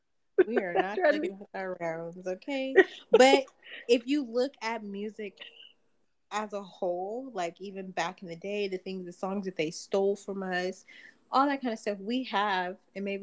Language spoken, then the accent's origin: English; United States; No. I'm American.